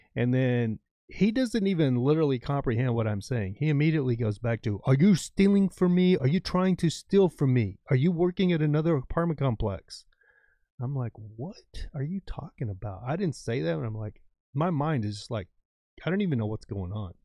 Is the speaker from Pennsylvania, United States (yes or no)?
no; West Texas, United States; moved away; also born or lived in Southern California; I grew up in West Texas, like, my dad was a farrier, rancher kind of thing